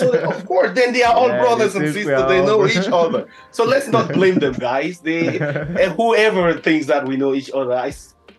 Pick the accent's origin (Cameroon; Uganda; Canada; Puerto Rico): Cameroon; I'm from Cameroon.